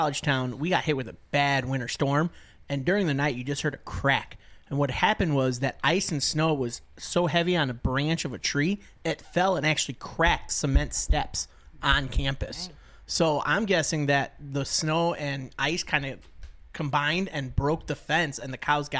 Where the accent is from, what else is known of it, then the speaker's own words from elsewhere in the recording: Midwest, United States; You know, that's how I was as a kid growing up in the Midwest.